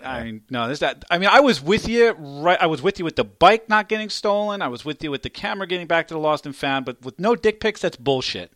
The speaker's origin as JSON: {"language": "English", "region": "New York", "country": "United States", "tie": "born or raised there", "moved": "yes", "lives_now": "Philadelphia area, United States", "said": "I live in the Philadelphia area and I grew up in New York."}